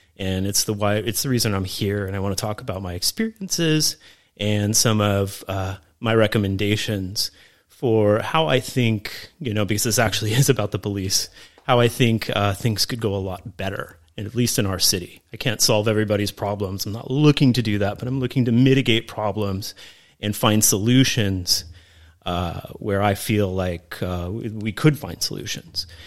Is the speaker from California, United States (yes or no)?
yes; Camarillo, California, United States; I grew up in Camarillo, California